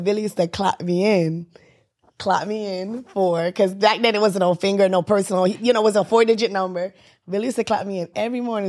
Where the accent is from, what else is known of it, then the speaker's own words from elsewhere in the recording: Jamaica; I'm Jamaican